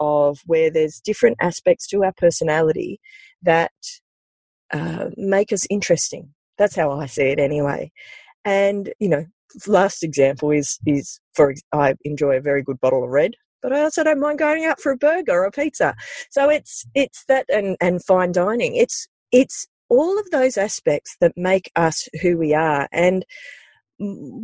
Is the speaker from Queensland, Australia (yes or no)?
no; Sydney, New South Wales, Australia; growing up in the Sutherland Shire in the early 80s